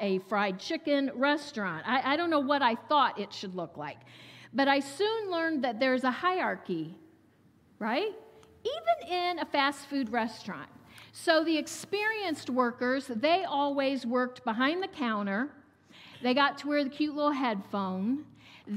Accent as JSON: {"language": "English", "region": "Ohio", "country": "United States", "tie": "born or raised there", "also_born_or_lived": "South Carolina", "said": "I was born and raised in Ohio and stayed here most of my life"}